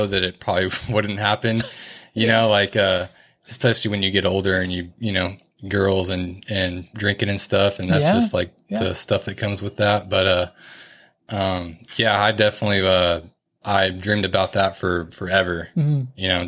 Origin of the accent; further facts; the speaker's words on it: Bakersfield, California, United States; also born or lived in Taft, California; I'm from Bakersfield and Taft area. I've kind of gone back and forth as a kid, up until 18 or so